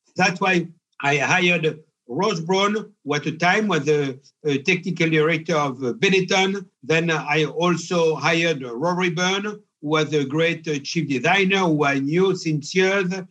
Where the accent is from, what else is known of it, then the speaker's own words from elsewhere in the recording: Pierrefort, Auvergne-Rhône-Alpes, France; I was born in Pierrefort, a little village in uh, Cantal, in the center of France.